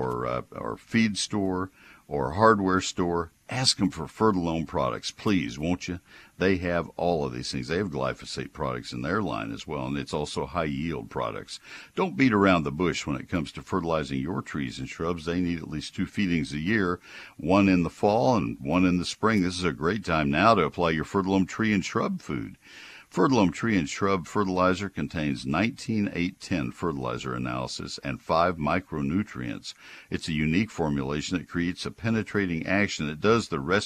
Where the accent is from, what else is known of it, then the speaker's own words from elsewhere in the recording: College Station, Texas, United States; I grew up in College Station, so I know the weeds of my home county